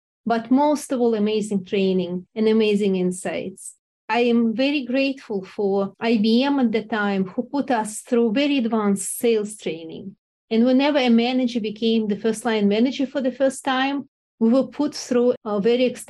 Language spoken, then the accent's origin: English; Russia; moved away; also born or lived in Moscow; I grew up in Russia and I was groomed for all my life to be a scientist